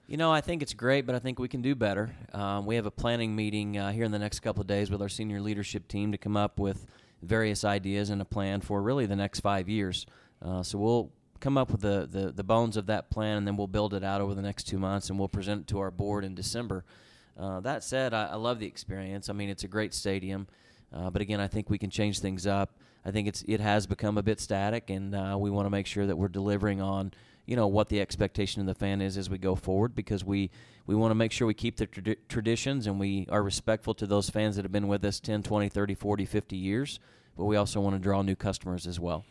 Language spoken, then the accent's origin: English; Tulsa, Oklahoma, United States; moved away as an adult; now in Edmonton, Canada; I'm from the Tulsa area